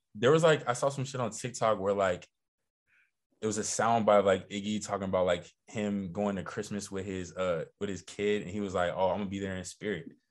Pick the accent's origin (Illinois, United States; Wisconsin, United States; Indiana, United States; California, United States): California, United States; Los Angeles; I'm from Los Angeles, California